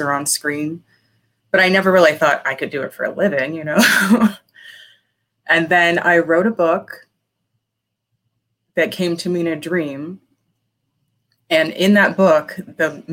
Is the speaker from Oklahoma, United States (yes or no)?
no; Las Vegas, Nevada, United States; also born or lived in Pennsylvania; I am in Las Vegas. I was born in Pennsylvania. But I grew up in Las Vegas